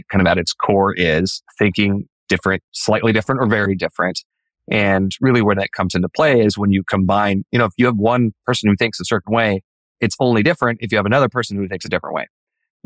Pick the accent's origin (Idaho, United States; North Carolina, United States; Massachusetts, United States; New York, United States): Idaho, United States; my family, you know, we grew up in Idaho in the same house